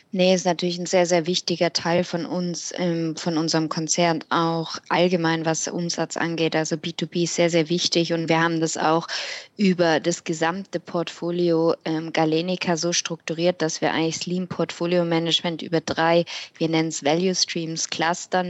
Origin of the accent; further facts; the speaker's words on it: Switzerland; bei uns in der Schweiz